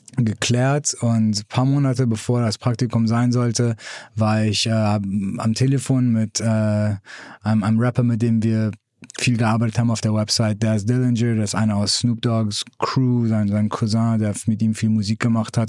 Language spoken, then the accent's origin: German; Hamburg, Germany; moved away as an adult; also born or lived in Iran; now in San Francisco, United States; ich bin in Hamburg aufgewachsen